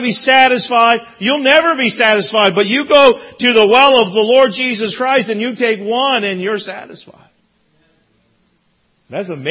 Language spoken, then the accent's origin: English; Newfoundland and Labrador, Canada; moved away as an adult; now in Brampton, Canada; as a child growing up in Newfoundland